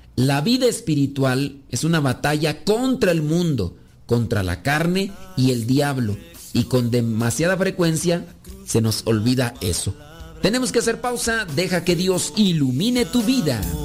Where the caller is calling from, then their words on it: Yonkers, New York, United States; lo escucho desde Jonker, Nueva York